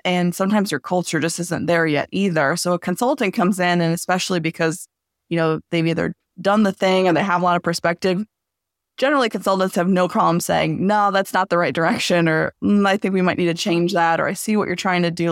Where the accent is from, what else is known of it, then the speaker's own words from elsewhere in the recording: Southeast Michigan, United States; also born or lived in Los Angeles / Dearborn / Sterling Heights / Bloomfield; originally, I'm from Los Angeles, but I was mostly raised, uh, in Southeast Michigan.